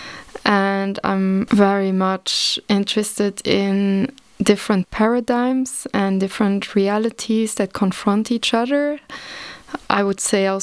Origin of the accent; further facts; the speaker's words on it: Luxembourg; also born or lived in The Hague, Netherlands / Leipzig, Germany; I was born in Luxembourg and I grew up in Luxembourg in the rural area, in the countryside